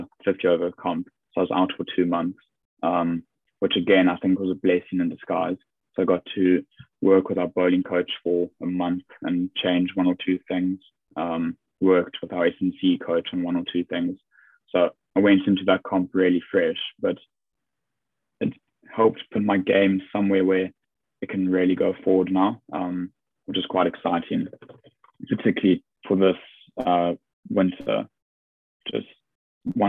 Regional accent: South Africa; now in England; just being South African.

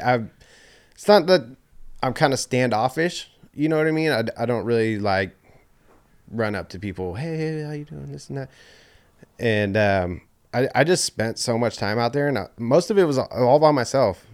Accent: Oakley, California, United States; also born or lived in Antioch / Knightsen; I grew up out here in Oakley.

